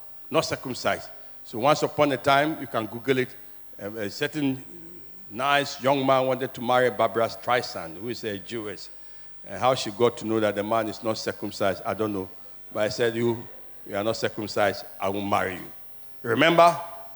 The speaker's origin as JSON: {"language": "English", "town": "Keta", "region": "Volta", "country": "Ghana", "tie": "born or raised there", "said": "My hometown, Keta, where I was born, many houses are gone."}